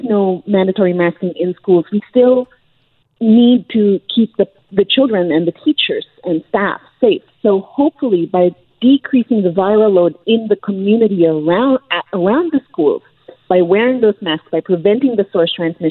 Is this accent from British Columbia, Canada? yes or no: yes; British Columbia, Canada; as British Columbians